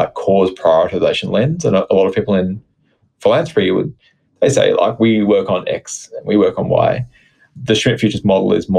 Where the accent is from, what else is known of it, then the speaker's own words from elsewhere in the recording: Australia; as an Australian